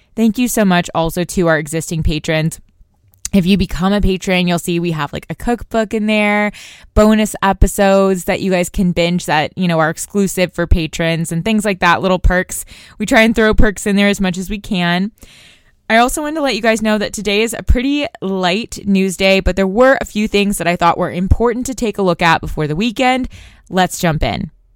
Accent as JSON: {"language": "English", "town": "Tulsa", "region": "Oklahoma", "country": "United States", "tie": "born or raised there", "said": "My hometown of Tulsa, Oklahoma has about four hundred thousand residents"}